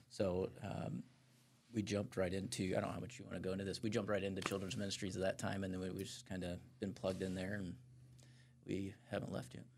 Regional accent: Fort Wayne, Indiana, United States; also born or lived in California; I grew up here in Fort Wayne, have lived here, uh, basically my whole life outside of three years, uh, in California

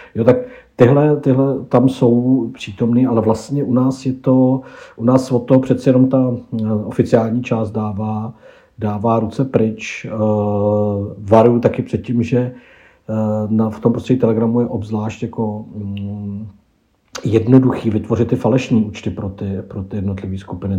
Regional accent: Czechia

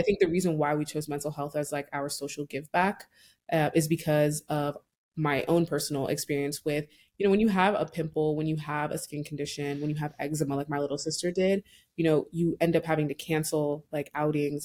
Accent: Nigeria; I'm Nigerian

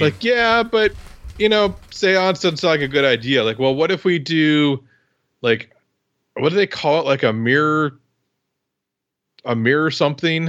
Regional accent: Iowa, United States; I'm from Iowa

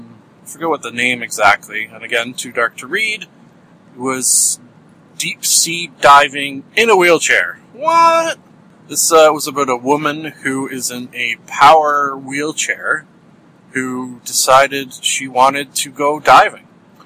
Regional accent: Canada; Because I'm Canadian. We talk about weather.

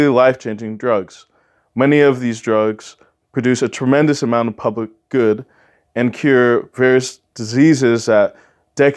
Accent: Southern California, United States; moved away as an adult; now in Ithaca, New York, United States; I come from Southern California, where I lived my entire life before coming here to Cornell

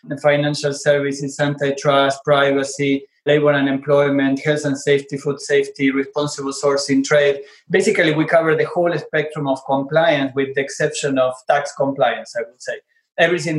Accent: Argentina; English is a second language; moved away; I'm originally from Argentina. You can probably notice from my accent

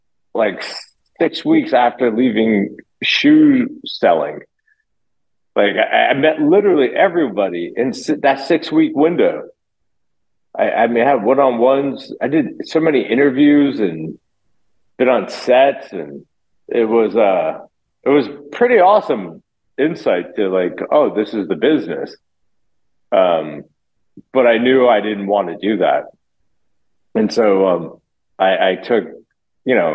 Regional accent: Loxahatchee, Florida, United States; also born or lived in New Jersey; I was born in New Jersey, but I did all my growing up in Florida.

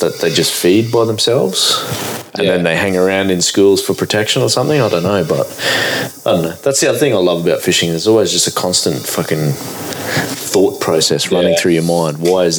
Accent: Gladstone, Queensland, Australia; I grew up in Gladstone

